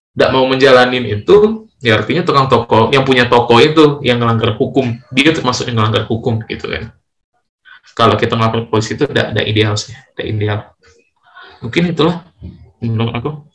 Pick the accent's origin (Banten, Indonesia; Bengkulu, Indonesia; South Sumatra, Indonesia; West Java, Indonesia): South Sumatra, Indonesia; Lubuklinggau; aku asli Linggau